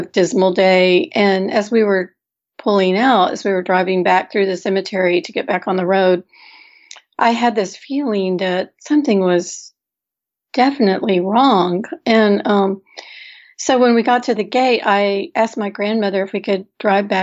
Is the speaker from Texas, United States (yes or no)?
yes; Houston, Texas, United States; moved away; I grew up in Houston, first of all. And so even though I haven't lived there in quite some time